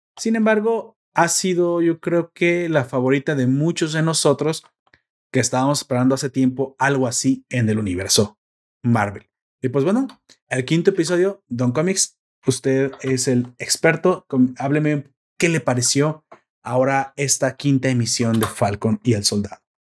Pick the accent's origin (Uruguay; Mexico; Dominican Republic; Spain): Mexico